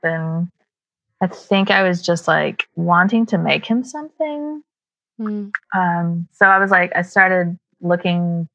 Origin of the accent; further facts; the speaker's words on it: Waynesville, North Carolina, United States; accent: twangy, a little bit of a drawl; moved away as an adult; also born or lived in Tennessee; I grew up in Waynesville, North Carolina